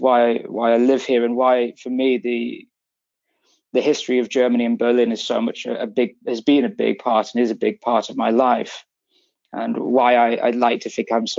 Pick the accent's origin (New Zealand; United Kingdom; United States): United Kingdom; England; No, I'm English. I grew up in England